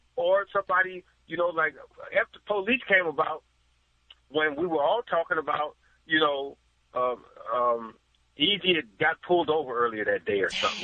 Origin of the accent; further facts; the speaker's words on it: San Francisco, California, United States; also born or lived in San Jose; I'm from San Francisco originally. Graduated from in high school '79